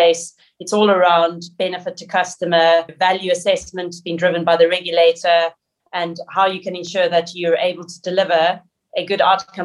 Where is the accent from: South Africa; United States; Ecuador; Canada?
South Africa; my background is growing up in South Africa